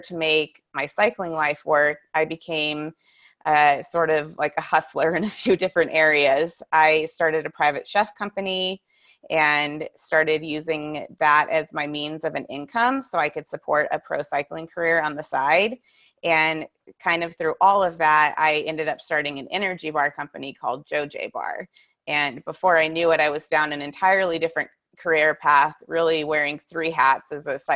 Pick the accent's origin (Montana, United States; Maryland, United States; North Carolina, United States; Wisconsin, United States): Montana, United States; Whitefish; moved away as an adult; also born or lived in Encinitas, California / San Diego, California; I grew up in Whitefish